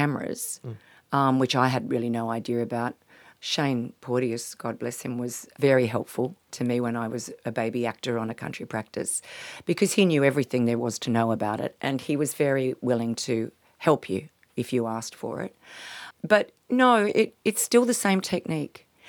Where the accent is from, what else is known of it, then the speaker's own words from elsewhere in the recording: Palo Alto, California, United States; now in Australia; when I was growing up in Palo Alto, it turned out that Joan Baez actually went to the same school that I went